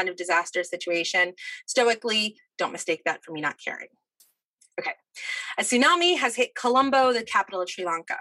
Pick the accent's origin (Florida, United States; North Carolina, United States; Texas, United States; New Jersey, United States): New Jersey, United States; moved away as an adult; also born or lived in Boston; I grew up in New Jersey, moved to Boston to do my undergrad